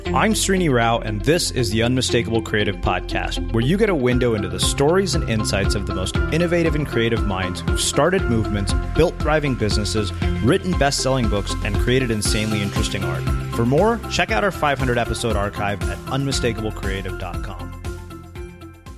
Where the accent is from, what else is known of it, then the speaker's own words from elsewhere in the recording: Texas, United States; I grew up in Texas